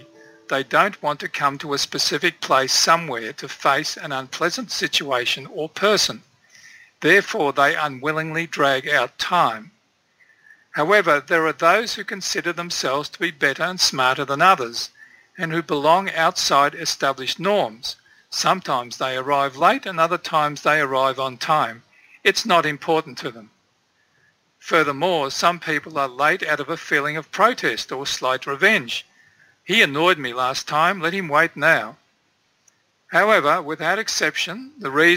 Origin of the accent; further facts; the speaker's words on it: Turkmenistan; I was born in Central Asia, in Turkmenistan